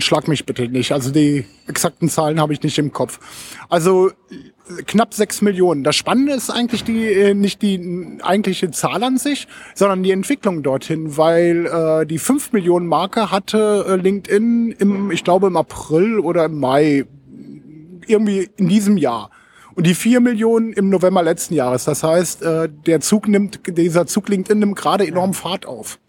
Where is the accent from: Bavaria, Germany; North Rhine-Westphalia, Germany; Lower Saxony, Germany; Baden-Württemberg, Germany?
Lower Saxony, Germany; Hameln; ich komme ursprünglich aus Hameln, wohne auch noch mit Frau und Tö äh, Töchtern